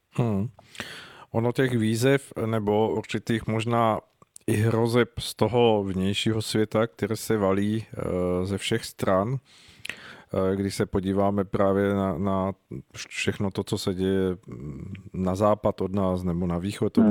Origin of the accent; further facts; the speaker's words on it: Czechia; jako Češi